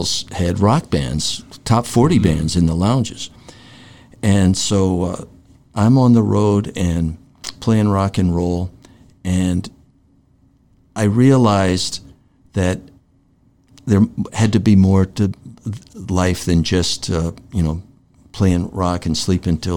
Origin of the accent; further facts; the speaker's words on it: New York, United States; I grew up in New York, in Greenwich Village, and I was a theater kid